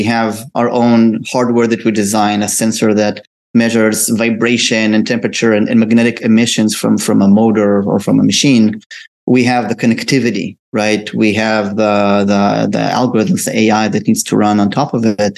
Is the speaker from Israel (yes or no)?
yes; Israel; So I'm originally from Israel. I was born and raised there.